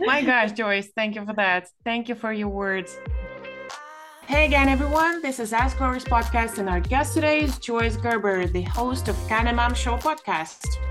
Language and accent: English; Ukraine; I'm from Ukraine